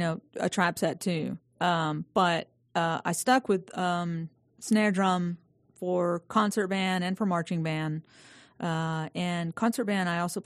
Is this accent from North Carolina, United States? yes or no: yes; Statesville, North Carolina, United States; also born or lived in Aiken, South Carolina; now in Atlanta, United States; I was born in Aiken, South Carolina. Okay. I know, odd. No. And then, you know, my parents were from Statesville, and so they moved back home when I was three. And, yeah, so Statesville, North Carolina.